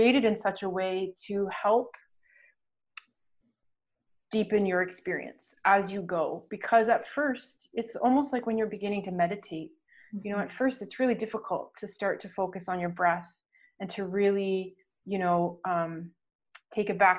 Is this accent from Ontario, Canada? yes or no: yes; Ontario, Canada; now in Newfoundland, Canada; I'm located in Newfoundland now, but I'm from Ontario